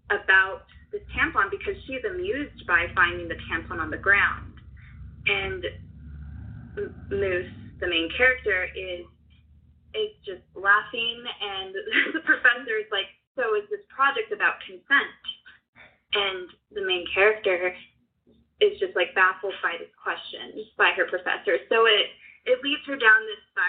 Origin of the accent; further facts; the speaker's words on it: United States; as a young woman growing up in America today